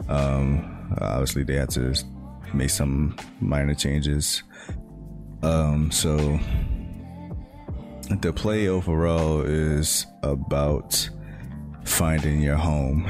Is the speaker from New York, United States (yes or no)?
yes; New York City, New York, United States; first language English; My father's Puerto Rican, my mother's Trinidadian, but me being me, I grew up in Brooklyn